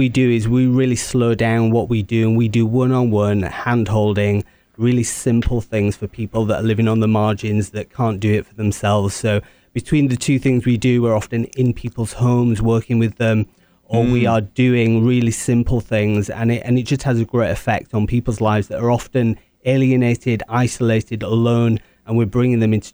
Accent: England, United Kingdom; I'm English

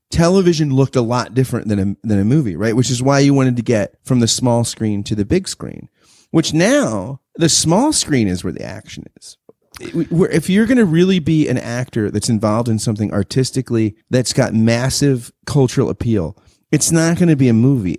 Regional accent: United States; as an American

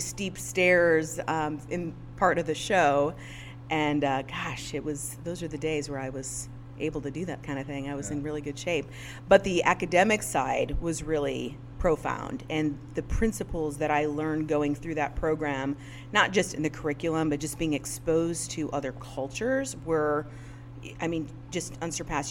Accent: Northwest Indiana, United States; am born and raised in Northwest Indiana

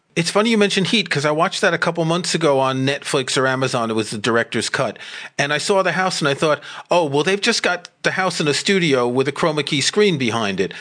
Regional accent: New York, United States; moved away as an adult; also born or lived in France; now in United Kingdom; I grew up in New York and I went to rock concerts at Madison Square Garden

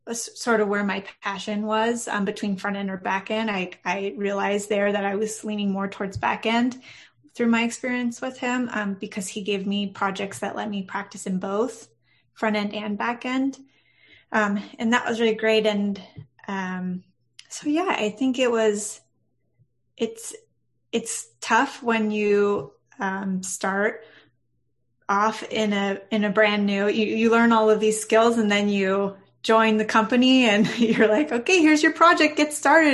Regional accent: Orange County, California, United States; now in San Diego, United States; Not originally, no. I'm from Orange County, so not very far.

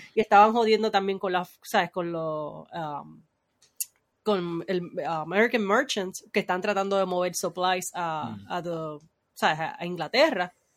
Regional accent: Puerto Rico; los puertorriqueños somos hispanos

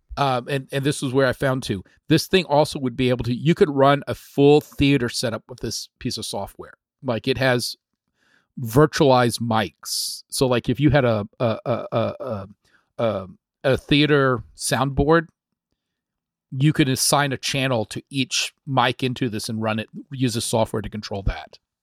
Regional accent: Texas, United States; moved away; I grew up in a small town, Texas

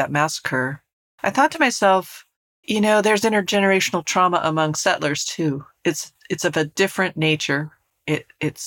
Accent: Colorado, United States; where I grew up in Colorado.

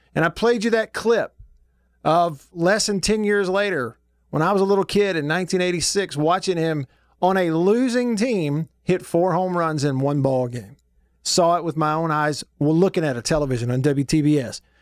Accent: Alabama, United States; as a kid growing up in Alabama

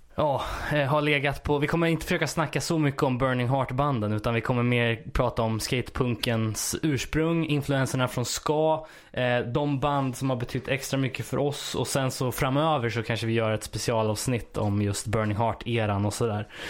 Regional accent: Örebro County, Sweden; jag är ju uppväxt lite utanför Örebro

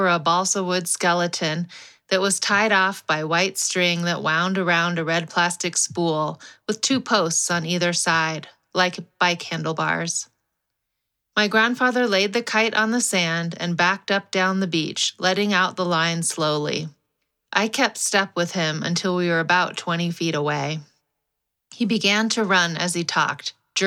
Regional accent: Los Angeles, California, United States; Growing up in Los Angeles

